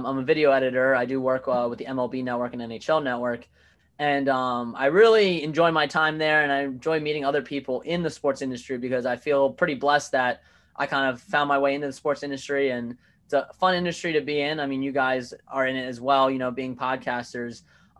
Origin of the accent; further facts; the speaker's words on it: Virginia, United States; now in New Jersey, United States; I'm a transplant of New Jersey. I grew up in Virginia and kind of moved around a little bit too.